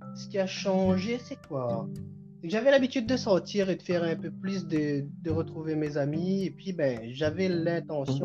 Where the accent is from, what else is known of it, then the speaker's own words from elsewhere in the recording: Réunion; also born or lived in Quebec, Canada; now in Trois-Rivières, Canada; je suis créole, donc je viens de l'île de la Réunion et je vis euh, au Canada.